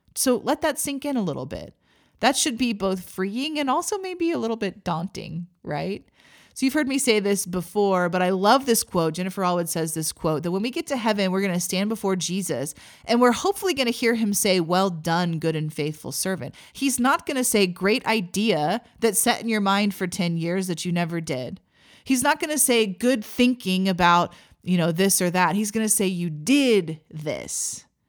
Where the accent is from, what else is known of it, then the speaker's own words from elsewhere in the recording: Missouri, United States; moved away as an adult; also born or lived in Texas; now in Oklahoma, United States; I grew up in Missouri.